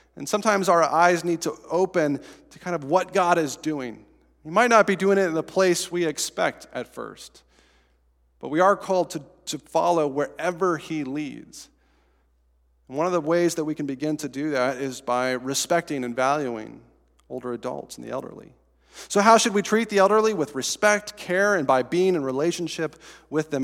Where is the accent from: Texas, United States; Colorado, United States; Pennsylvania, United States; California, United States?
Colorado, United States; Estes Park; moved away; So in my hometown, I guess not my hometown anymore, the town I grew up in, Estes Park, Colorado